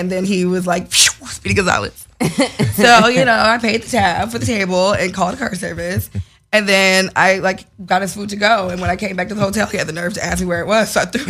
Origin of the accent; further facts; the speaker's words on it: Chicago, Illinois, United States; Well, you know, I'm from Chicago, but I'm very Hollywood.